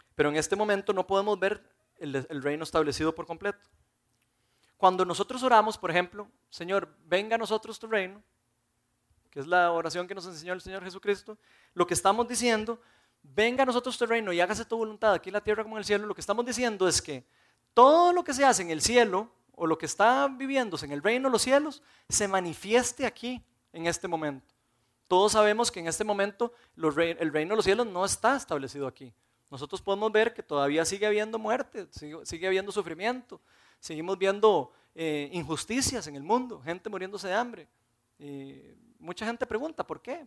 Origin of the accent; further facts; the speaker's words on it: Costa Rica; nosotros los costarricenses sabemos que tenemos el derecho de nunca ir a la guerra, porque somos nacionalizados ticos